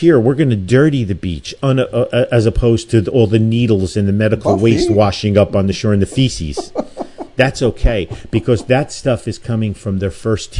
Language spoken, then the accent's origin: English; Newark, New Jersey, United States; In my 62 years, I never fathomed anything like this. You know, when I was a kid growing up in Newark